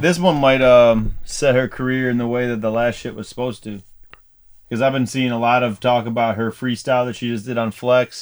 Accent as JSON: {"language": "English", "town": "Dearborn", "region": "Michigan", "country": "United States", "tie": "born or raised there", "also_born_or_lived": "Canton, Michigan", "said": "I was I was born in Dearborn."}